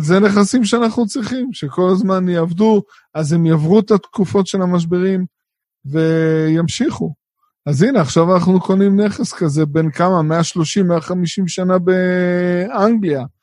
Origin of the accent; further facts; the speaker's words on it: Israel; אנחנו כישראלים שגרים פה